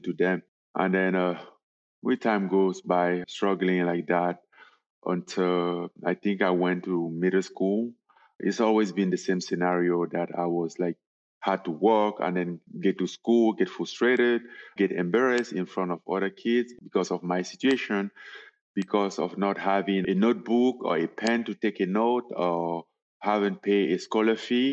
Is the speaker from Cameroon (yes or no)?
yes; Cameroon; moved away as an adult; also born or lived in Paris; I was born in Cameroon in a very poor family.